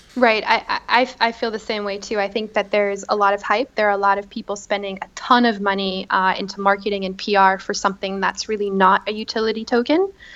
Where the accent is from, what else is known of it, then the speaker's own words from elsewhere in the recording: Boston, Massachusetts, United States; moved away as an adult; also born or lived in Beirut; now in Paris, France; I was raised and I lived there my whole life